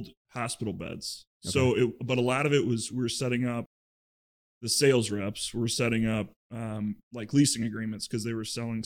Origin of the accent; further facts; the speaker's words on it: Iowa, United States; moved away as an adult; now in Chicago, United States; I grew up in Iowa